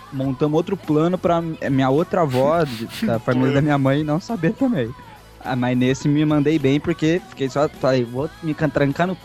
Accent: Campinas, São Paulo, Brazil; meu pai sofreu um acidente aqui em Campinas, minha cidade natal, no qual eu resido.

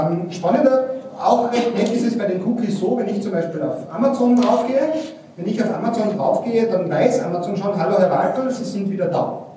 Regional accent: Salzburg, Austria; now in Mühlviertel, Austria; ich komme aus Salzburg, ja, wohne zwar in Mühlviertel, aber ich bin in Salzburg.

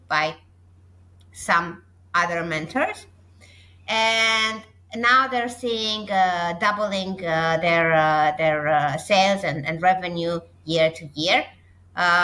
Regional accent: Romania; my home country of Romania

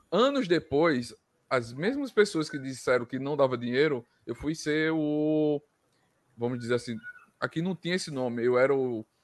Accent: Arapiraca, Alagoas, Brazil; Eu sou de Arapiraca, Lagoas, onde ninguém ouvia falar de, de marketing digital.

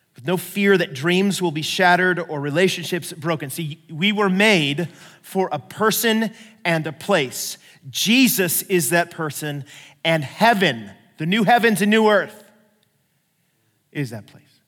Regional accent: United States; I'm acting like the typical American

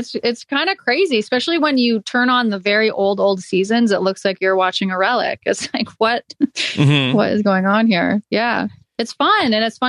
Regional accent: Maine, United States; moved away as an adult; also born or lived in North Carolina; I grew up in Maine and then went to university in North Carolina.

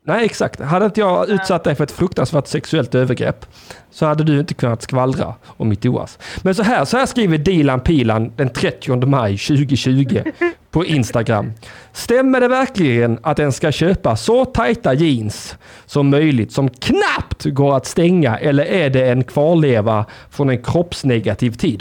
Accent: Blekinge, Sweden; moved away; Blekinge, där vi kommer ifrån, där, där vi hör hemma

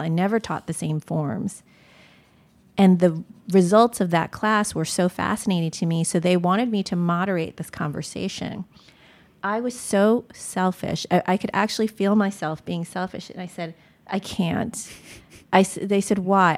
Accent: United States; I was born in America

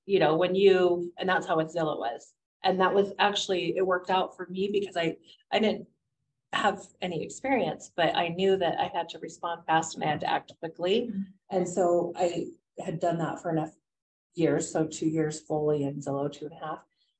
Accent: Utah, United States; And being born and raised in Utah, I'm shocked at how much I don't know.

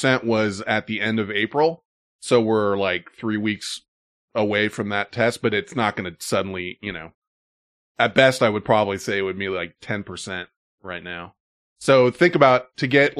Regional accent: United States; I'm from America

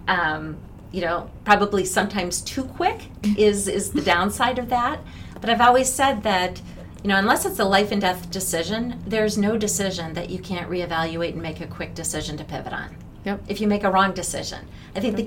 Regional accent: Minneapolis, Minnesota, United States; moved away; I grew up in Minneapolis. I went to Robbinsdale Armstrong High School.

